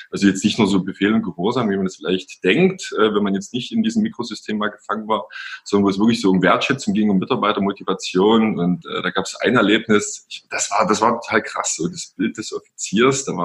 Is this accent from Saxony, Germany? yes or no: yes; Pirna, Saxony, Germany; Also meine Wurzeln, die liegen äh, in Pirna, das ist bei Dresden. Da bin ich groß geworden. Ich bin Jahrgang 82 und ja, bin hier aufgewachsen